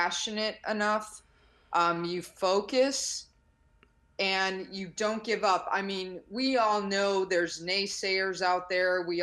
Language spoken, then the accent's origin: English; Chicago, Illinois, United States; I grew up in the South Side of Chicago, single parent on food stamps